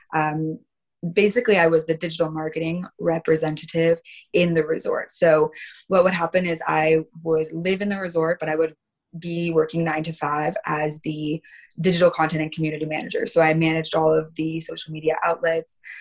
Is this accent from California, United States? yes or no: yes; California, United States; I'm from California. This is where I'm born and raised